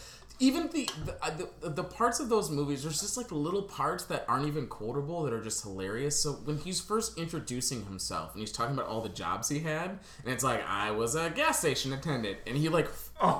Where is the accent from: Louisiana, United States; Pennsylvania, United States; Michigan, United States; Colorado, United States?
Michigan, United States; We're all from Michigan, the four of us.